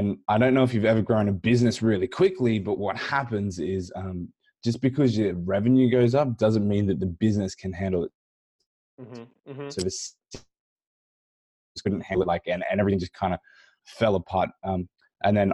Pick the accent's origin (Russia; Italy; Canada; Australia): Australia; I grew up here in Australia